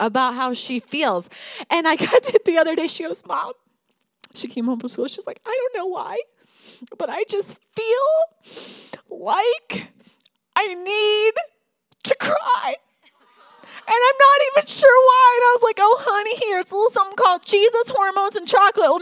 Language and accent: English; Michigan, United States; moved away as an adult; now in Denver, United States; I'm from Michigan